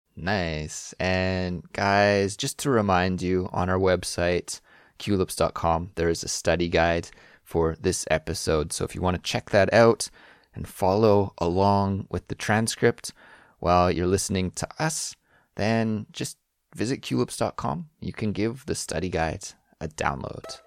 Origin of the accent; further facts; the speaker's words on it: British Columbia, Canada; moved away as an adult; now in Korea; my hometown in Canada